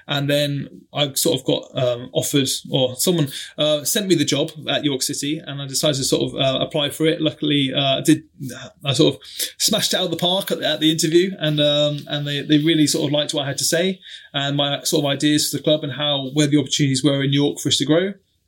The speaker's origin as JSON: {"language": "English", "country": "Germany", "tie": "born or raised there", "said": "I'm an army brat myself. So I grew up in Germany, following my dad around as he sort of in the army."}